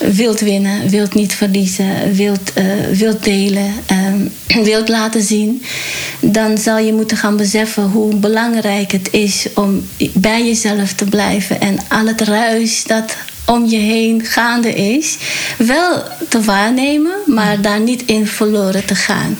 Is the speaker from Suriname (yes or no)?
yes; Paramaribo, Suriname; now in Netherlands; geboren in Suriname, Paramaribo. En van origine Javaanse, dus Javaans-Surinaams